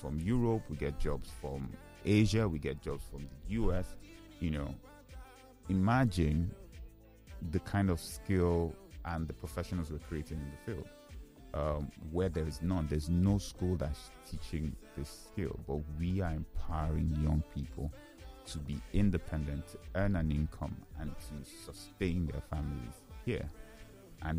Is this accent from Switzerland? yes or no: no; Nigeria; I'm a Nigerian